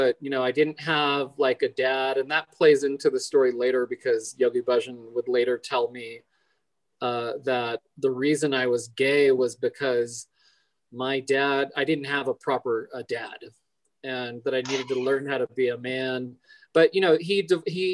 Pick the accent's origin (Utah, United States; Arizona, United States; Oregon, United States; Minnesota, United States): Arizona, United States; Phoenix; moved away; also born or lived in Española, New Mexico; I was born in Phoenix in 75